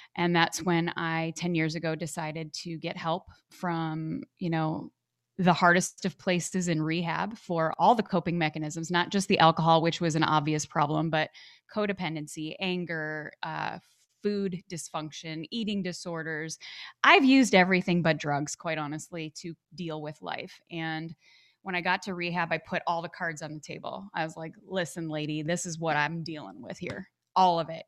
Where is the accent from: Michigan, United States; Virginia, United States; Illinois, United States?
Illinois, United States; Chicago; moved away as an adult; also born or lived in Arizona; I grew up back in Chicago, Illinois.